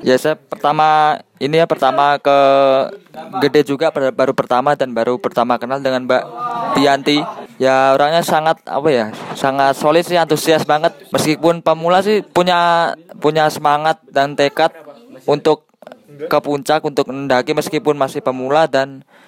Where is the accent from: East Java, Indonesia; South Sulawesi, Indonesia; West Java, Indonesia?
East Java, Indonesia; Ngawi; also born or lived in Semarang; asal Ngawi, kuliah di Semarang